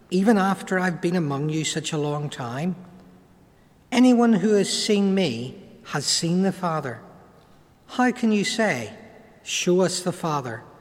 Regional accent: Ireland; accent: Irish; from my accent, most of you will pick up the fact that I'm an Irishman. And like most Irishmen, you know, we're academically challenged from time to time.

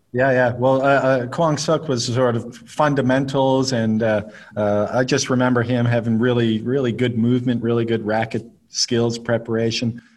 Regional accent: Nova Scotia, Canada; where I grew up in Nova Scotia

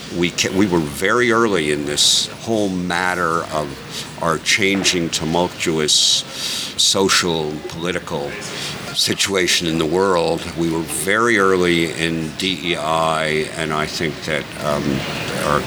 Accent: New York, United States; I'm a New Yorker

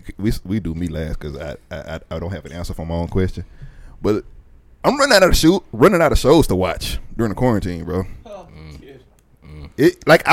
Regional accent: Dallas, Texas, United States; Yeah, I'm from Dallas.

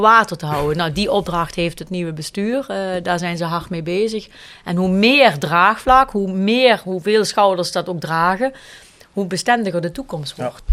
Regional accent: Kerkrade, Limburg, Netherlands; moved away as an adult; also born or lived in Zaltbommel / Beesel-Reuver; mijn man en ik zijn allebei van kerkraden, maar we spreken geen dialect met elkaar.

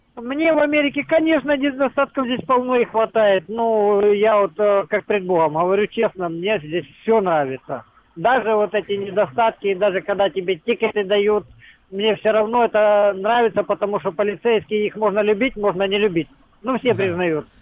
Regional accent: Ukraine; moved away as an adult; also born or lived in Russia; now in United States; я с Украины

